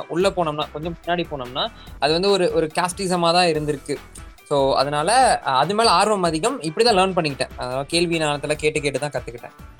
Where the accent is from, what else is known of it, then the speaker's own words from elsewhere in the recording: Erode, Tamil Nadu, India; எங்கள் ஊர் என்னோட சொந்த ஊர் பார்த்தீங்கன்னா ஈரோடு